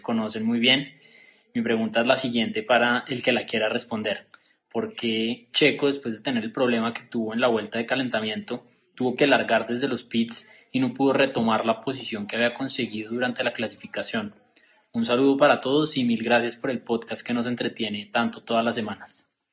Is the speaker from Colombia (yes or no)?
yes; Bogotá, Bogotá Capital District, Colombia; also born or lived in Villa de Leyva, Boyacá; soy de Bogotá, como Diego, pero me encuentro en Villa de Leyva, Boyacá